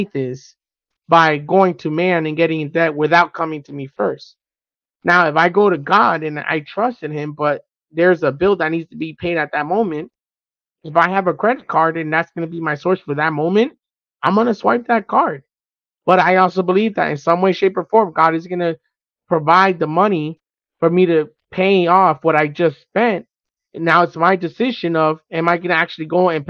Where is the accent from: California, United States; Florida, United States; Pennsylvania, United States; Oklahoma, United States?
Florida, United States; Miami; We're from Miami